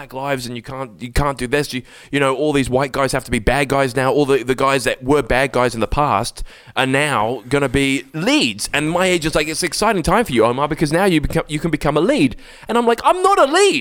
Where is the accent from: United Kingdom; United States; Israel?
United Kingdom; England; accent: quite English, well spoken; you can tell my accent is, I'm quite English. I'm well spoken